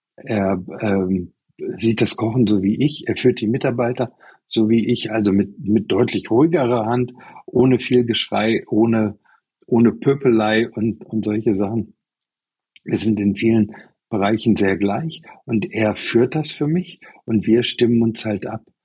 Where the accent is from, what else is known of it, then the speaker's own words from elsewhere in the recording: Germany; now in Taiwan; die deutsche Herkunft